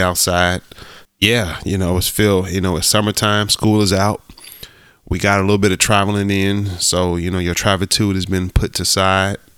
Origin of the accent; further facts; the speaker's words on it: Ohio, United States; growing up in the Midwest, I grew up in Ohio